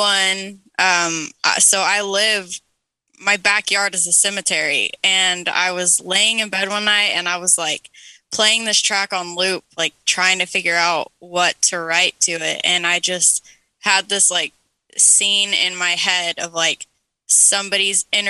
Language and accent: English; the Bible Belt, United States; growing up in the Bible Belt